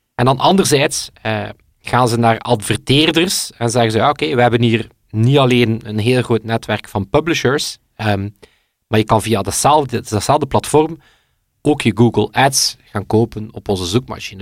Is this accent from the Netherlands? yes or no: no; West Flanders, Belgium; klein West-Vlaams dorp, opgeroeid